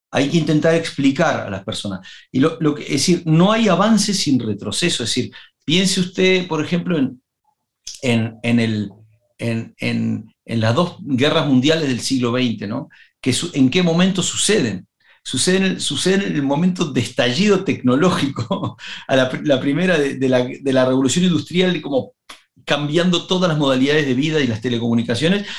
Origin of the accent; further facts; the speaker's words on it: Uruguay; moved away; Me había ido de Uruguay y tenía nostalgia de mi tierra